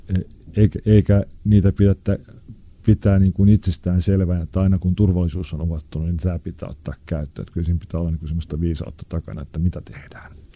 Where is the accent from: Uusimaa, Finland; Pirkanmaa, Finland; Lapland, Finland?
Uusimaa, Finland; Helsinki; missä minä olen syntynyt ja kasvanut. Oli aikanaan tämmöinen niin sanottu huonompi kaupunkiosa, eli Punavuori